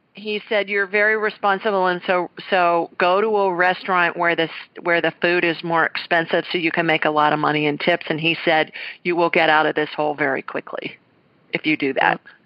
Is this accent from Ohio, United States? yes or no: yes; Columbus, Ohio, United States; I'm from Columbus, Ohio, and I, and I graduated from the Ohio State University